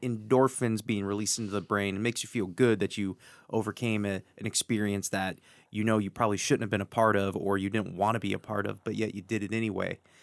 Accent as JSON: {"language": "English", "region": "Wisconsin", "country": "United States", "said": "I'm from Wisconsin"}